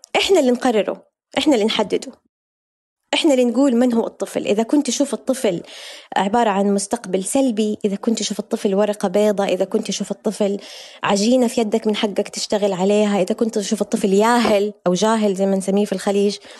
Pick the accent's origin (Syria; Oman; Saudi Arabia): Saudi Arabia; Hejaz; الصحوة عندنا في الحجاز